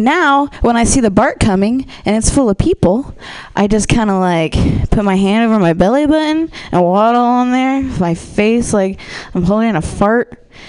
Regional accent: Ohio, United States; I am from the Midwest. I'm from Ohio.

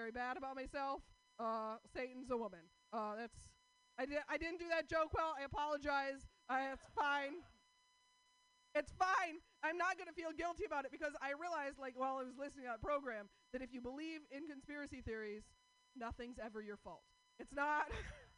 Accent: Portland, United States; I'm from Portland

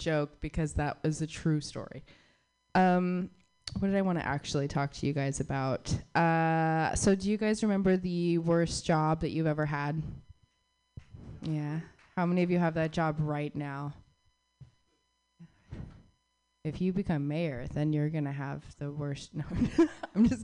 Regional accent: Southwest, United States; I grew up in the Southwest

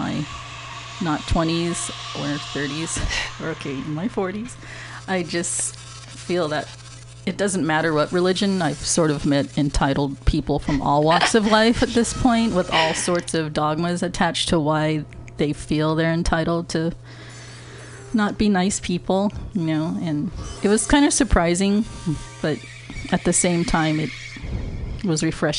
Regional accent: Los Angeles, California, United States; born there; also born or lived in San Diego; Not in the city. I was born in Los Angeles.

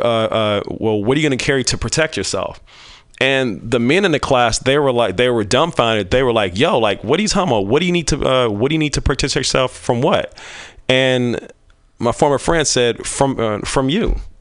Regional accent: Kansas City, Missouri, United States; also born or lived in California; now in Bay Area, United States; growing up in Kansas City, Missouri

